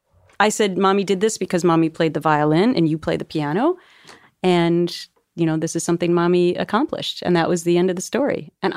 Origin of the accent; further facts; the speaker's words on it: Minnesota, United States; never did that stuff. I'm from Minnesota